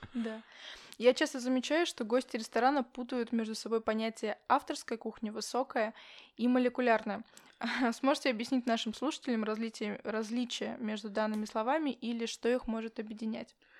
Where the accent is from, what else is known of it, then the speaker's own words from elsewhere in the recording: Yakutsk, Sakha Republic, Russia; я не с из Якутска